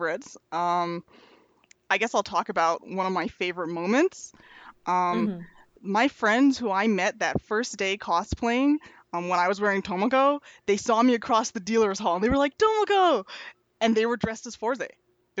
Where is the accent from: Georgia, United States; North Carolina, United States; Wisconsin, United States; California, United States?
Wisconsin, United States; I'm from Wisconsin